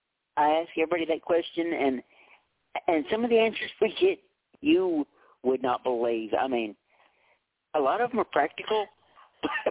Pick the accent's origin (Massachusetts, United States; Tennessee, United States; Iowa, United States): Tennessee, United States; western; I'm from Tennessee. I'm from the western part of the state